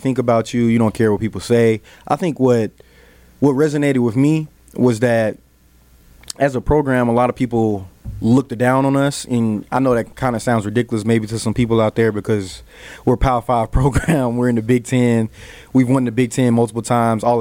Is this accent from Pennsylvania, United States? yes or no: no; Texas, United States; moved away